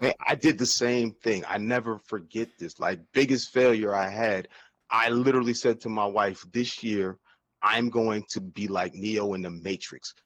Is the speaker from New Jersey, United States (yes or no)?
yes; New Jersey, United States; also born or lived in Virginia; I'm from New Jersey, man. Born and raised